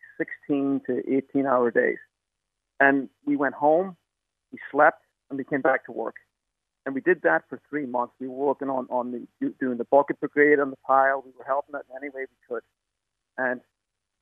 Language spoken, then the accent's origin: English; County Donegal, Ireland; moved away as an adult; also born or lived in United States / New York City; now in New York, United States; I did my national school at Dewish National School, and I did my Leaving Cert at Northern Vocational School in Donegal.